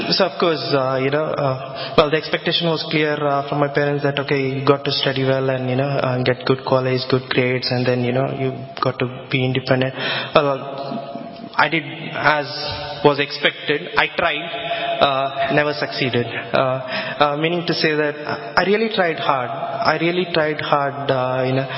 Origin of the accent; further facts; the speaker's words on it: southwest India, India; now in Harrow, United Kingdom; I'm basically from India, from the southwest region of India. If I tell the name of my town, it's probably doesn't show up on the Google as well.